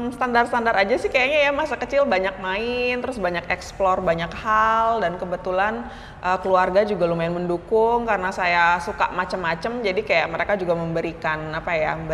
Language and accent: Indonesian; Bali, Indonesia; moved away as an adult; now in Jakarta, Indonesia; Kalau masa kecil sebenarnya saya lahir dan tumbuh di Bali. Okay. Jadi baru kayak merantau ke Jakarta karena kuliah ya, kuliah S1 di Depok gitu.